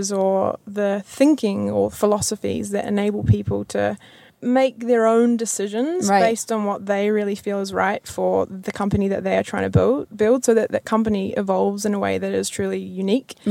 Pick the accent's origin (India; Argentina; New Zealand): New Zealand; Kerikeri, Northland; moved away as an adult; now in Auckland, New Zealand; I'm originally from Kirikiri, which is 3 hours north